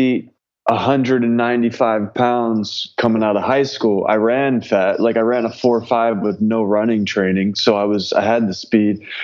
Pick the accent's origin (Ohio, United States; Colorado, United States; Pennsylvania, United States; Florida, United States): Pennsylvania, United States; Philadelphia; moved away as an adult; also born or lived in West Virginia; growing up in the Philly area